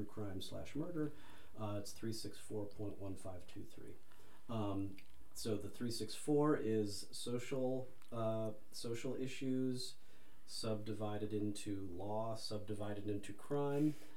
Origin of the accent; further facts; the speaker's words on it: Chicago, Illinois, United States; moved away as an adult; now in Ohio, United States; I'm from Chicago